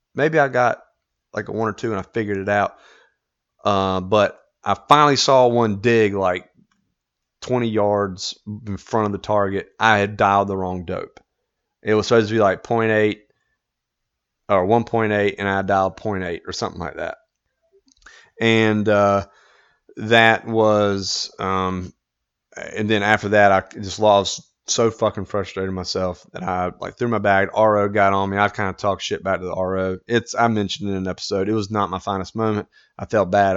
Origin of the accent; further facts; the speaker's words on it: United States; as an American